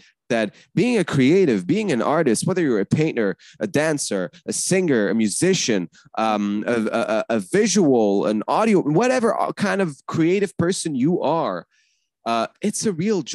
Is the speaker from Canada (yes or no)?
yes; Canada; also born or lived in Lebanon / Paris; me being Canadian